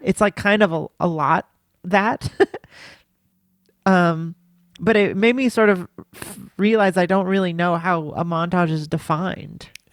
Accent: United States; I'm an American

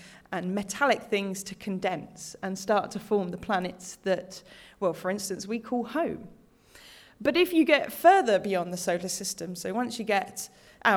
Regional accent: United Kingdom; now in Australia; I'm British originally

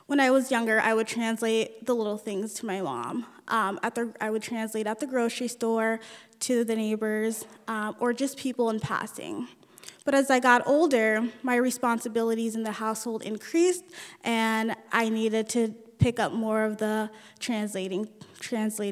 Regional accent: United States; first language Nuer; English is a second language; also born or lived in Ethiopia / South Sudan / California; we lived in three different refugee camps until we moved to the United States in 1994

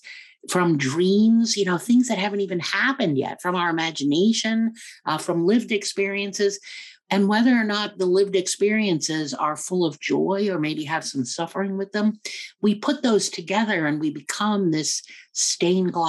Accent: United States; also born or lived in New York / Afghanistan / Kenya; I was born here in the U.S. and raised in the U.S.

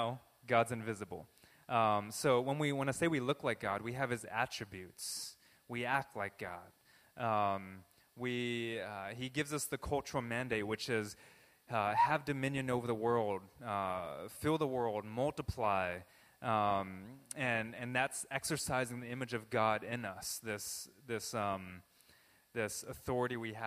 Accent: Southern California, United States; I was born in Southern California

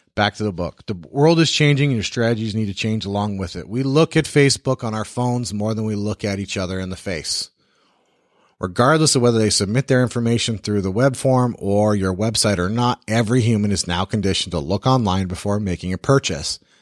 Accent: the South, United States; I am also from the South and I talk slow.

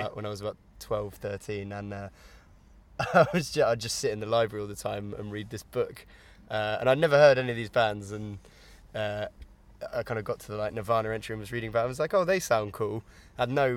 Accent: Winchester, South East England, United Kingdom; I'm from Winchester, which is just up the road really

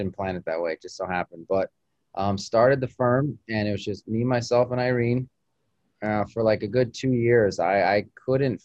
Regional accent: Albuquerque, New Mexico, United States; moved away as an adult; now in Miami, United States; I grew up in Albuquerque, you know, the great Southwest

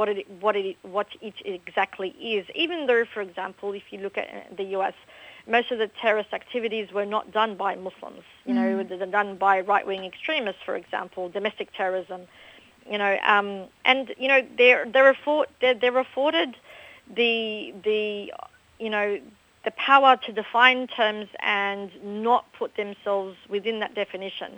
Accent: Australia; I was born and raised in Australia. I went to school in Australia

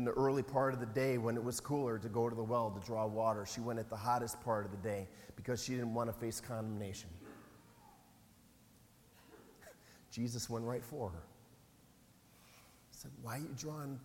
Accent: Wisconsin, United States; I'm from Wisconsin.

